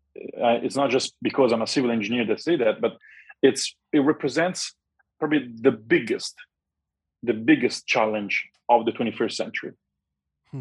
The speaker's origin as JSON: {"language": "English", "town": "Rome", "region": "Lazio", "country": "Italy", "moved": "yes", "said": "I'm from Rome"}